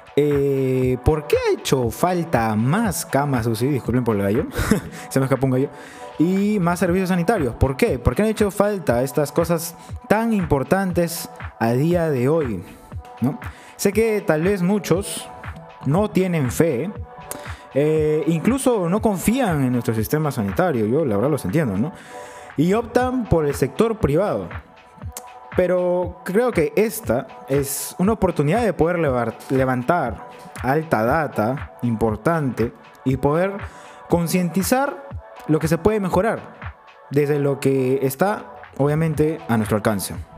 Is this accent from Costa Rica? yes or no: no; Peru; como ciudadanos peruanos